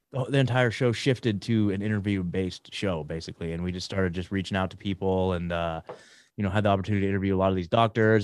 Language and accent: English; McMinnville, Oregon, United States; moved away as an adult; also born or lived in Portland, Oregon; now in Tennessee, United States; born and raised in Oregon, you guys. So, like, uh, born in, uh, just outside of Portland, grew up in a town called McMinnville